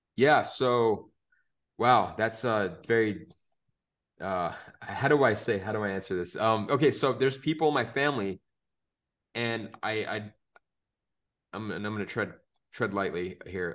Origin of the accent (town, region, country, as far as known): Phoenix, Arizona, United States; born or raised there